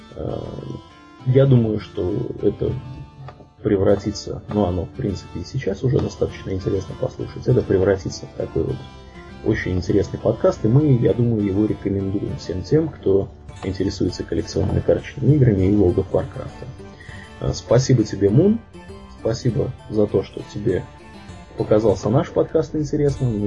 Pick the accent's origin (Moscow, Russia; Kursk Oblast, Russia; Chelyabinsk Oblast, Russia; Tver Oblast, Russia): Tver Oblast, Russia; Tver; я из Твери